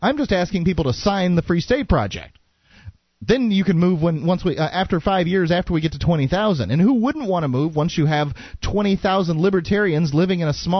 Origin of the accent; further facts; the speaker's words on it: Florida, United States; moved away as an adult; now in New Hampshire, United States; I like Florida. I'm from Florida.